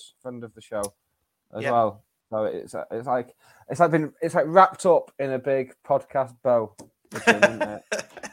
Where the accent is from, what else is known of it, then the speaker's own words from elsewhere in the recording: Cheadle, North West England, United Kingdom; I'll go Cheadle Hume and get looked down on and have stuff thrown at me because I'm from Cheadle.